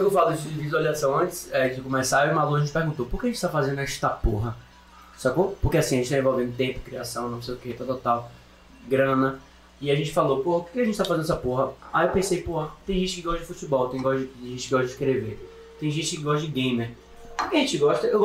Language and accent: Portuguese; Bahia, Brazil; sou baiana e quero representar